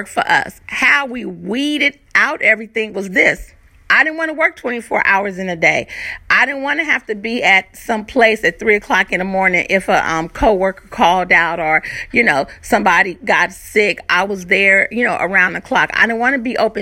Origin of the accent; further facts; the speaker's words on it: California, United States; moved away as an adult; also born or lived in Virginia Beach, Virginia / Moyock, North Carolina; now in North Carolina, United States; originally I am from California, and we came out to Virginia Beach, and now we're here in North Carolina